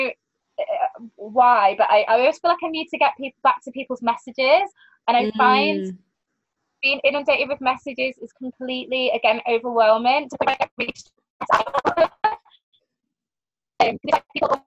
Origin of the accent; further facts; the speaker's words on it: Manchester, North West England, United Kingdom; Manchester, at my hometown